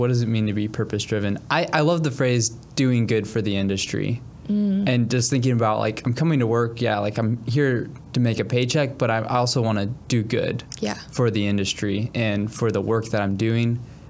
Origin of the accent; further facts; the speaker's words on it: Peoria, Illinois, United States; I grew up in Peoria, not too far from here.